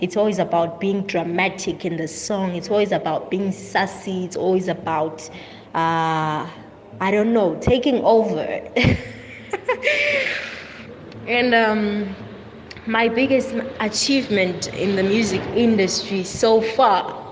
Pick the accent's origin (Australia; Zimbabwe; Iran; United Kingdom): Zimbabwe; also born or lived in South Africa; I'm a South African born, Zimbabwean raised, and Bulawayo based musical artist